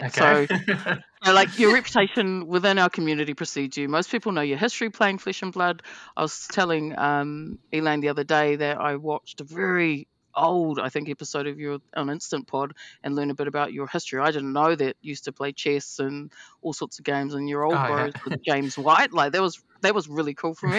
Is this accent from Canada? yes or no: no; New Zealand